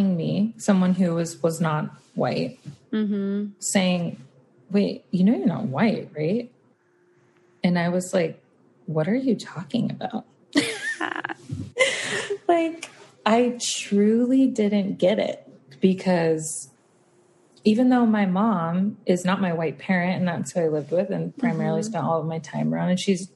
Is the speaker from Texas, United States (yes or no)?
yes; South Texas, United States; grew up in the South. I grew up in like South Texas, right on the border of Louisiana, like very country